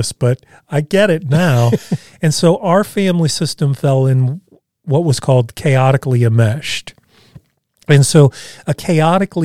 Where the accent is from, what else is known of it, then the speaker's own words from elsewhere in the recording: Evansville, Indiana, United States; moved away; we were still living in my hometown of Evansville at the time